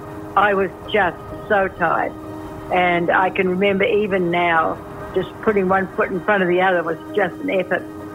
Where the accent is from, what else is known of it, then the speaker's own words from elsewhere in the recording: New Zealand; also born or lived in Washington State, United States; now in Washington, United States; I come from New Zealand, but I'm also an American citizen living in Washington State